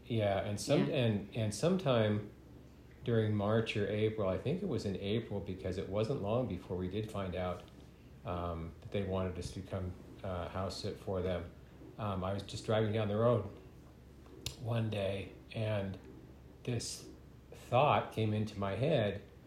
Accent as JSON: {"language": "English", "town": "San Leandro", "region": "California", "country": "United States", "tie": "born or raised there", "moved": "yes", "said": "I grew up in the Bay Area in California"}